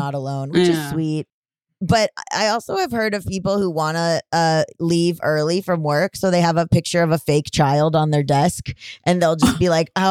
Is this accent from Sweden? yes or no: no; Florida, United States; moved away; I'm from Florida, and it's never been a particularly progressive or good place. When I was growing up, gay people were not allowed to adopt